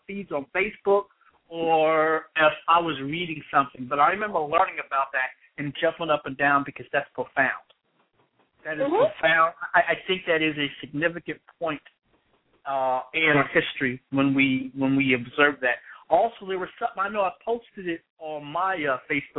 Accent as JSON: {"language": "English", "area": "Columbus", "region": "Ohio", "country": "United States", "tie": "born or raised there", "said": "here in my hometown I have the great enjoyment of being able to go on campus at Ohio State"}